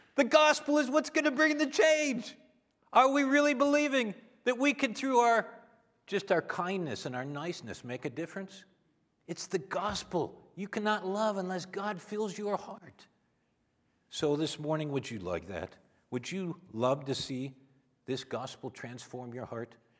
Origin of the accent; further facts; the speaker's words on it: Minnesota, United States; I'm from Minnesota